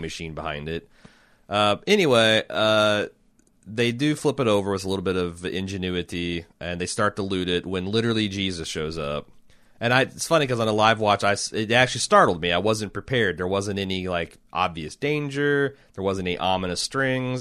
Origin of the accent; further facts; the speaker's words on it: Indianapolis, Indiana, United States; we're releasing these from Southwest Indianapolis